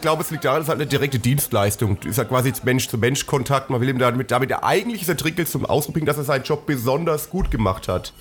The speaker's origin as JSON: {"language": "German", "country": "Germany", "said": "wir als Deutsche"}